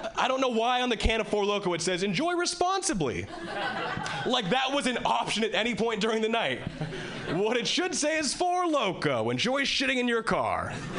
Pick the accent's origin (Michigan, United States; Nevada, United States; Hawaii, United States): Hawaii, United States; moved away as an adult; now in Boston, United States; originally I was born and raised in Hawaii, and uh, three years ago, three years ago I moved to Boston.